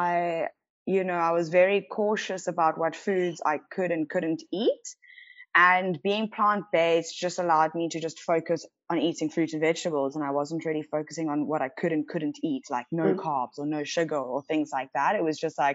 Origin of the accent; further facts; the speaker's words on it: Cape Town, Western Cape, South Africa; born and bred in Cape Town